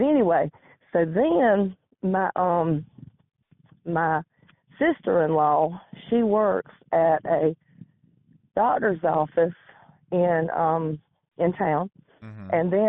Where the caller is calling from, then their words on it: Georgia, United States; Georgia in the United States.